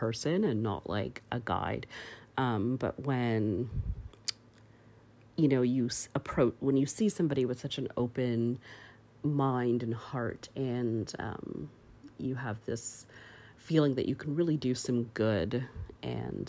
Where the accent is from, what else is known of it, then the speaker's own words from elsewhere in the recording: Canada; I grew up in Canada